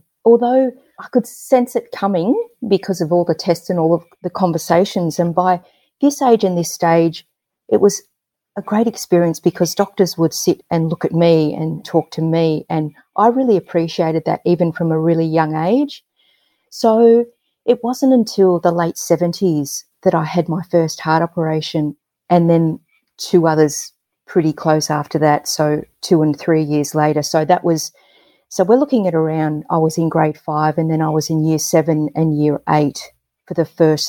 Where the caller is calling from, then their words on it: Hawthorn, Victoria, Australia; I am dialing in from the land of the Wurundjeri people of the Kulin Nation, better known as Hawthorne in Victoria.